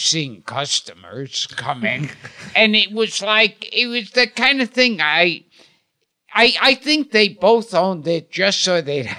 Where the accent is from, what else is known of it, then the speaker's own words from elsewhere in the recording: New York City, New York, United States; I was born in Coney Island.